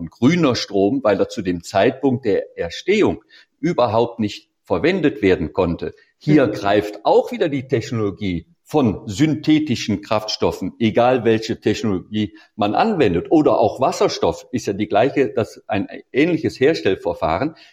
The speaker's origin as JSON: {"language": "German", "region": "Baden-Württemberg", "country": "Germany", "said": "Sicherlich, ich komme aus der Nähe von Stuttgart, da haben sie einen Kessel, da geht es mehr darum, dass man keine Abgase hat."}